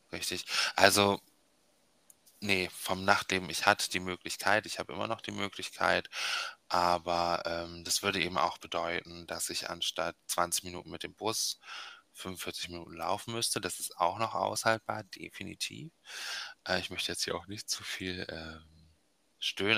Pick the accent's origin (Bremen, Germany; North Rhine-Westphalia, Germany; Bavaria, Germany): Bremen, Germany; ich bin in Bremen aufgewachsen, ähm, Nähe Überseestadt